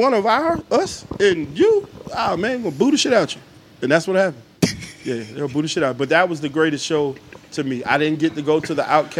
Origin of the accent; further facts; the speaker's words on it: Atlanta, Georgia, United States; also born or lived in Charleston, South Carolina; I'm not a native. I'm an asterisk native. I was born in Charleston, South Carolina. I've been here since I was 2 years old. I was born outside of Atlanta by accident.